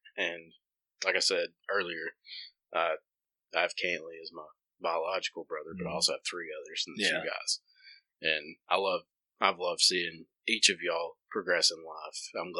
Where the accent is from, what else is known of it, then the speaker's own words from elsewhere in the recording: the South, United States; That's part of growing up in the South, I guess, or ain't growing up anywhere.